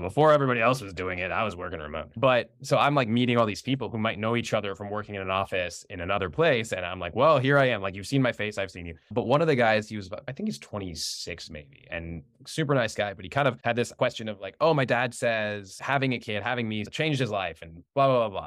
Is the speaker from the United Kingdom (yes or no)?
no; United States; I was born and raised here, my parents were born and raised here